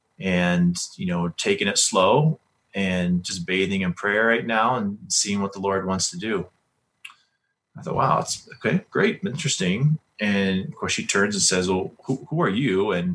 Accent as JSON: {"language": "English", "region": "Colorado", "country": "United States", "said": "And of course, you know, we're from Colorado and we know all about Young Life here and this organization."}